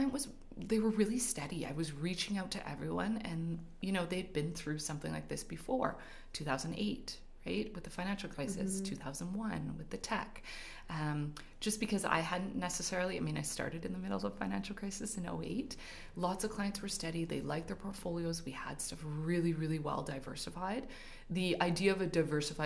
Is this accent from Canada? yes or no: yes; Montreal, Quebec, Canada; moved away as an adult; now in Calgary, Canada; I was born and raised in Montreal. Moved out here with my husband in 2006